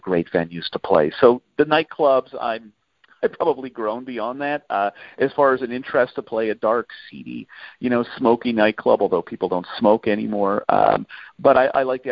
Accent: Canada; as a Canadian

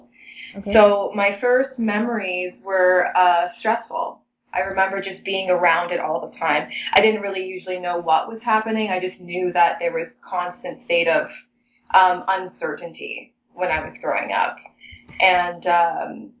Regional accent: Toronto, Ontario, Canada; I was raised in Toronto, so I've been in the city my whole life.

